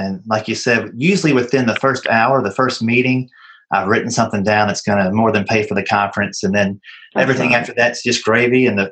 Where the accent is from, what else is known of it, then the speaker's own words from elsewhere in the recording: Kentucky, United States; now in Nashville, United States; I grew up in Kentucky and live down here in Nashville now